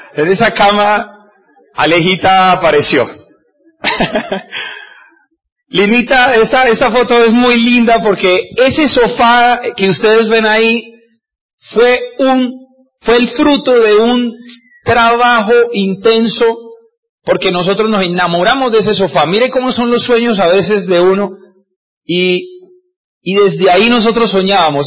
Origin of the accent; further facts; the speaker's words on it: Cúcuta, Norte de Santander, Colombia; yo soy de Cúcuta, de norte de Santander